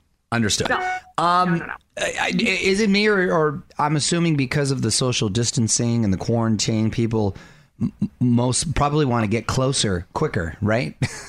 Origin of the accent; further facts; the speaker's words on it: Chula Vista, California, United States; I'm from South San Diego. I'm from Chula Vista.